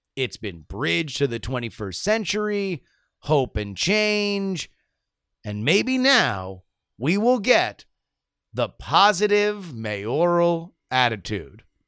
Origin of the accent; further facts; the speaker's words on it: South Florida, United States; I grew up in South Florida.